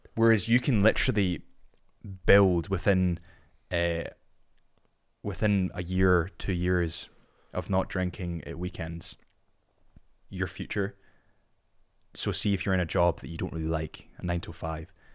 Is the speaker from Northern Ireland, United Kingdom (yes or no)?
no; Scotland, United Kingdom; I'm a Scot